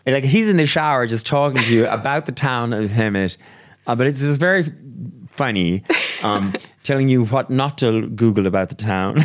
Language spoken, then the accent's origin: English; Brazil; moved away; I'm from Brazil